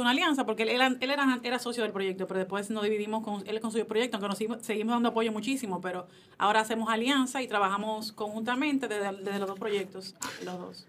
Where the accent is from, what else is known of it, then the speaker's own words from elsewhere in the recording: Dominican Republic; como buena dominicana